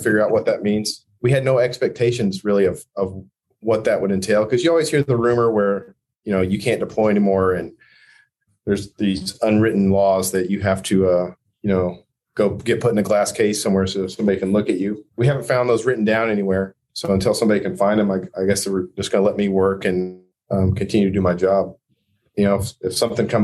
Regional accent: Merritt, Oklahoma, United States; moved away as an adult; I've gone back to my hometown a couple times, Merritt, Oklahoma.

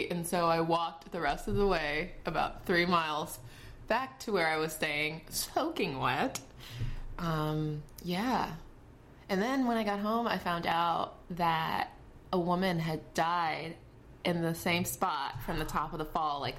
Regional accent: Fort Lauderdale, Florida, United States; also born or lived in Jamaica; My nationality is Jamaican. I was born in Jamaica. But I've been in the States since I was 3 years old. But I used to go back every summer to visit my father. And then I grew up in Fort Lauderdale, in between Fort Lauderdale and Miami area.

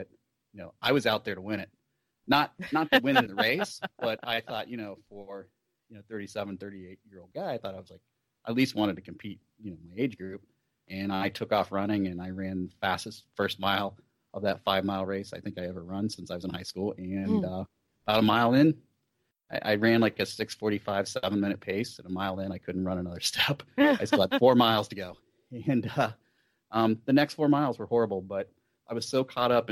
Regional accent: Columbus, Ohio, United States; It's probably my hometown race. The Cap City Half Marathon is a quarter marathon as well. It's here in downtown Columbus.

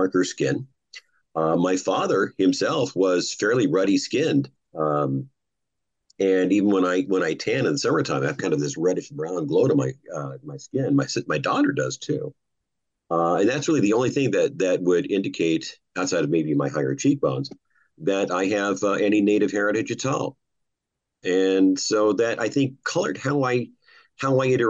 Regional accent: Klamath Falls, Oregon, United States; growing up in my hometown of Klamath Falls, Oregon

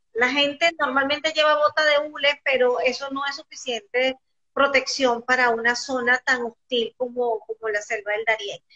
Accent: Venezuela; nosotros los venezolanos somos como muy inocentes

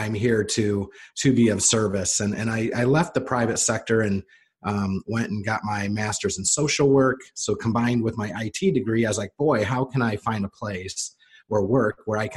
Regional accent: Indiana, United States; Born and raised in Indiana

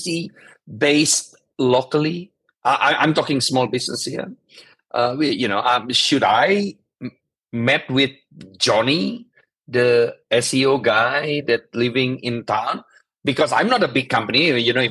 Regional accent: Indonesia; I'm from Indonesia

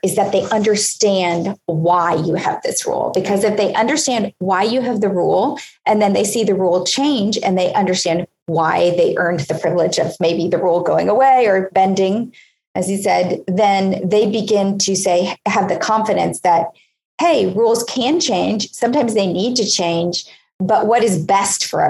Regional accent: Hollywood, Florida, United States; I grew up in Hollywood, Florida.

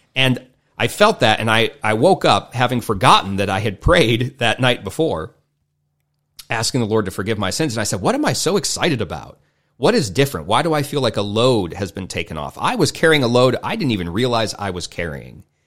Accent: United States; I grew up in America

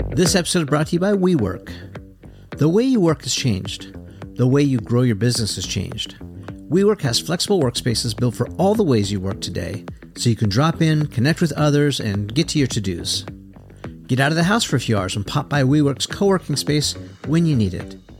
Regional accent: Southern California, United States; a little Grom growing up in Southern California

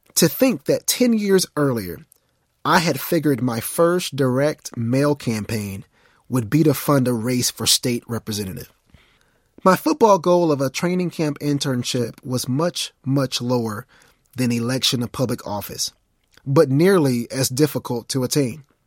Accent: Mount Pleasant, Texas, United States; I was from Mount Pleasant, an unknown town, at least to them, with a population of only twelve thousand two hundred ninety-one people.

